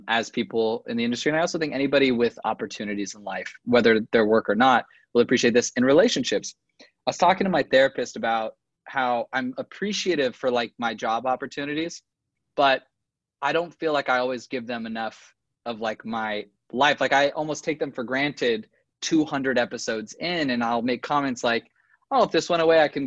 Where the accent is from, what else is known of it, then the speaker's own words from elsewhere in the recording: Los Angeles, California, United States; I'm from